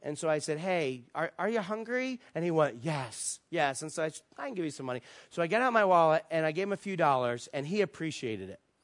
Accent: East Coast, United States; moved away as an adult; also born or lived in Virginia Beach, Virginia; now in Las Vegas, United States; we're from the East Coast, our family's there, all our friends are there

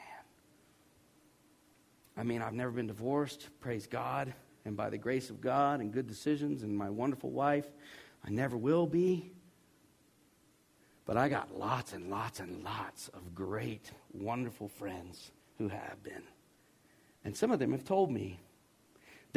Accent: the South, United States; I'm from the South, and I was 21 years old

